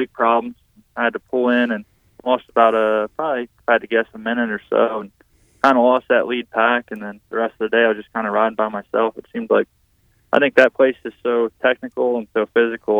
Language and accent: English; Pennsylvania, United States; I'm from Pennsylvania